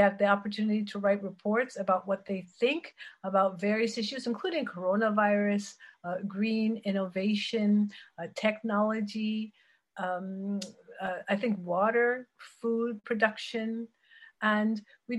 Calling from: Geneva, Switzerland; Geneva, Switzerland.

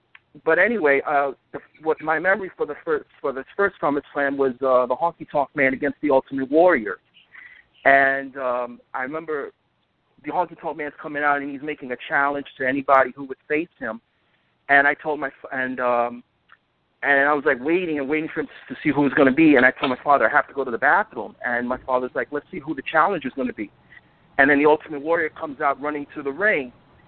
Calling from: Bronx, New York, United States; from Bronx, New York.

